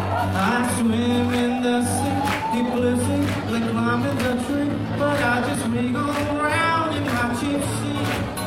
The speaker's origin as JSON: {"language": "English", "town": "Jeju City", "region": "Jeju", "country": "South Korea", "said": "Jeju City."}